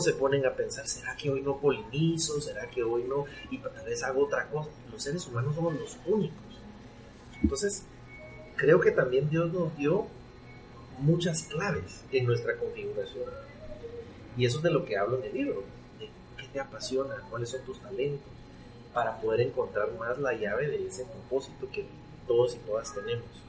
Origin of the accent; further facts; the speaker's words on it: Guatemala; yo soy guatemalteco, eh, chapín hecho en Guatemala